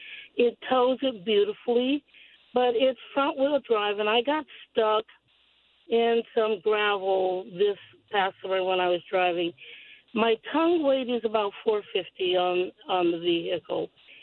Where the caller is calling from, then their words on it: Mission Viejo, California, United States; Hi, I'm from Mission Viejo.